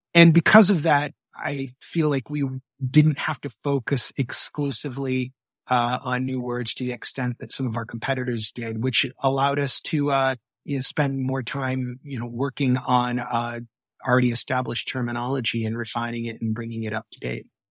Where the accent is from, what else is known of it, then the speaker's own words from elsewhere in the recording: Michigan, United States; I grew up in Michigan